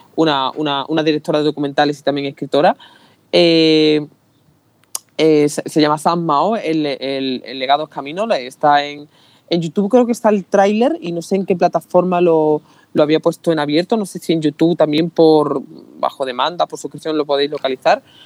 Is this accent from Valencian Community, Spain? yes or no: no; Utrera, Andalusia, Spain; yo soy de Utrera, en pueblo de Sevilla